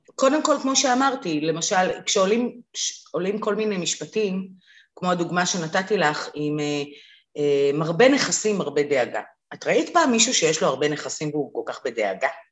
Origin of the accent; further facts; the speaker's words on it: Israel; אנחנו בכלל מדינה שבאה מעולם של הישרדות. תחשבי, רוב ההורים שלנו עלו מאיפשהו